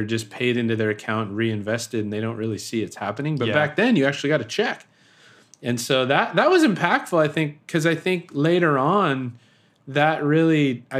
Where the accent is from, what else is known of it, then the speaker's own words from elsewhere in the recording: Sacramento, California, United States; born there; So I was born in Sacramento, and Roseville is a town outside of Sacramento, and my grandparents are from there.